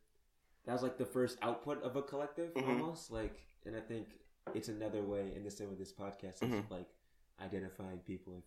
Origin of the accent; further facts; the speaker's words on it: Pomona, California, United States; growing up in Pomona, but going to like I went to like a private, like very religious Christian high school. Mm-hmm. Like it was like a Dutch Reformed Christian high school.